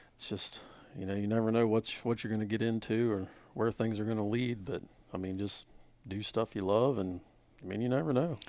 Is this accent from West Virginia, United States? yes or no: yes; West Virginia, United States; we're all from West Virginia.